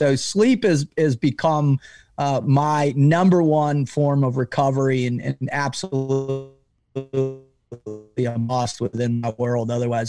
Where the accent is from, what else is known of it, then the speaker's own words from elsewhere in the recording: Boca Raton, Florida, United States; I grew up in Boca Raton, Florida. My older brother was gone long before.